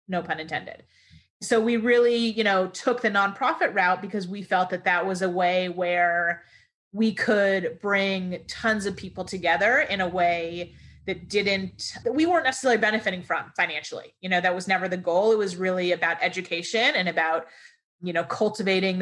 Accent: Los Angeles, California, United States; moved away as an adult; also born or lived in Ohio; Growing up in Los Angeles and Beverly Hills and teaching in a private school in Hollywood

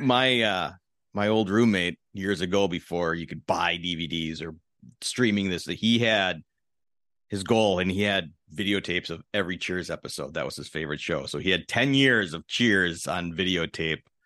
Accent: Milwaukee, Wisconsin, United States; I grew up in Milwaukee

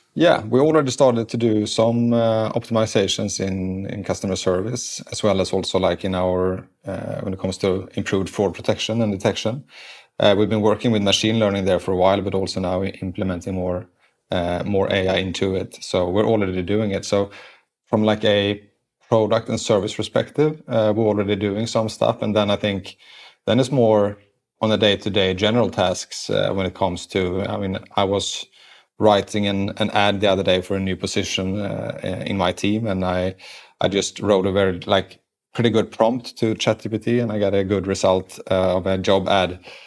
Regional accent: Sweden; English is a second language; moved away as an adult; now in United States; I was grown up in Sweden

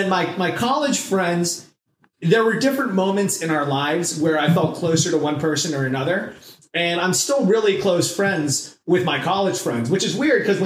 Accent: Southern California, United States; I was raised in Southern California and was mainly in one city

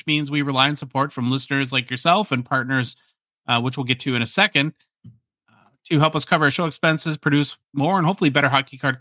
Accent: Hibbing, Minnesota, United States; moved away; my hometown, Hibbing, Minnesota

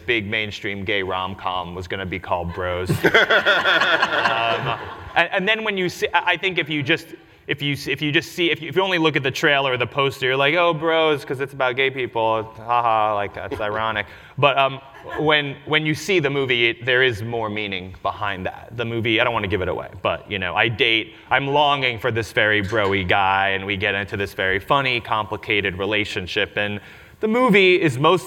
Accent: New York City, New York, United States; I grew up in New York City, was born in Forest Hills

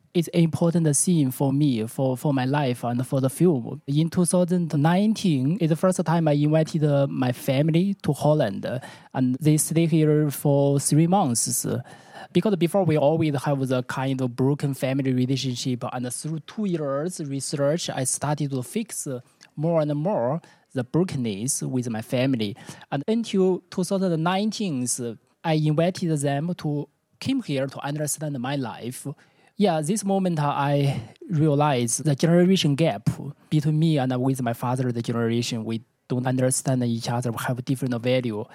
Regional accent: Beijing, China; English is a second language; moved away as an adult; now in Amsterdam, Netherlands; I'm from Beijing

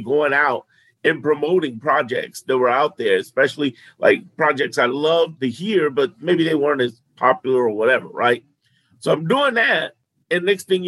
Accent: Chicago, Illinois, United States; also born or lived in New York; I'm a native. I was born in New York, raised in Chicago

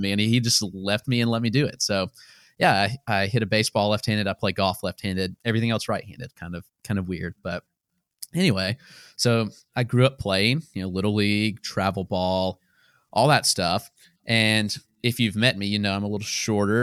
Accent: Greenwood, South Carolina, United States; now in Greenville, United States; I grew up in Greenwood, South Carolina

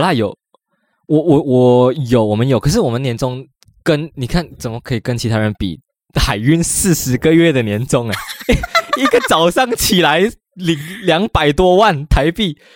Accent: Malaysia; moved away as an adult; now in Taiwan; 我第一次回去我来台湾读书，读两年，然后我第一次回家

